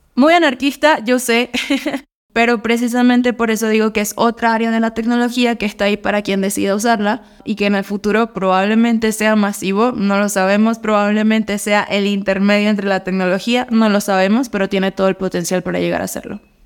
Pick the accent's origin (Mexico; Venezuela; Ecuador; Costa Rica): Venezuela; Mérida; now in Colombia; soy de Mérida, Venezuela, pero vivo en Colombia